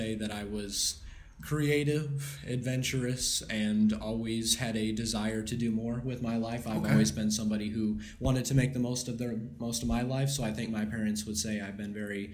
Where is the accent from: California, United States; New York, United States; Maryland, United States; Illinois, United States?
Illinois, United States; Kankakee; also born or lived in Aroma Park, Illinois; I grew up here in Kankakee. Actually, was born in Kankakee at Riverside Hospital, and I lived in Aroma Park for most of my childhood